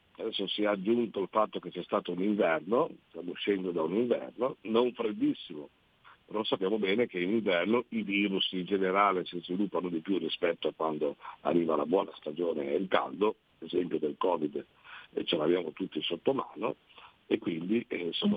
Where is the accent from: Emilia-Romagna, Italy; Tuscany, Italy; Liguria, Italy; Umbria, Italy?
Liguria, Italy; noi come Liguri